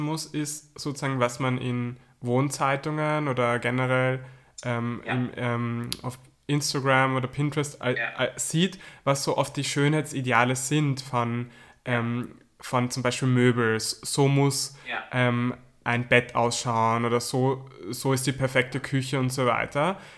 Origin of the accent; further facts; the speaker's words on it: Carinthia, Austria; moved away; ich komme ja ursprünglich aus Kärnten, das ist im Süden von mhm. Österreich